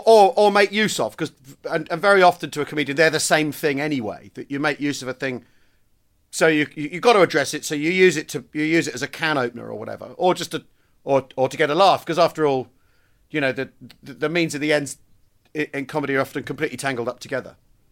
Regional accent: United Kingdom; I'm British

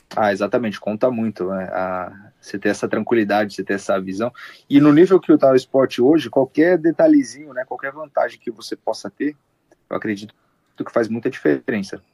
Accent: Brazil; now in United States; Como eu sou brasileiro

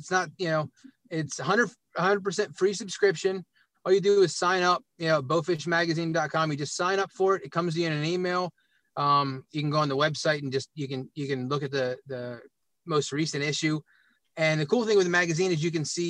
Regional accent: Williamsport, Pennsylvania, United States; also born or lived in Harrisburg, Pennsylvania; I grew up in Williamsport, Pennsylvania, home of the Little League World Series, and I'm a little bit south

